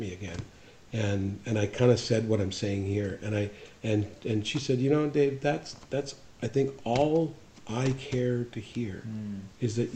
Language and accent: English; Kamloops, British Columbia, Canada; I grew up in Kamloops